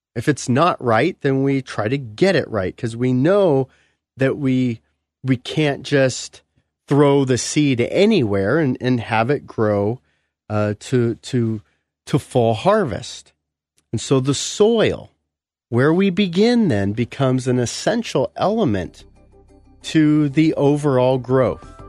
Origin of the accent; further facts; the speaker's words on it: California, United States; moved away; I come from California. We don't have crushed gravel, you know, driveways or, or roads.